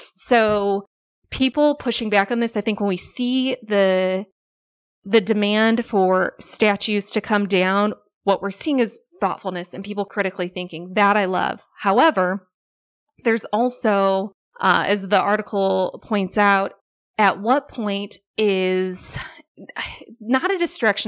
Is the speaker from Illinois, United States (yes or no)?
yes; Illinois, United States; childhood growing up in Illinois.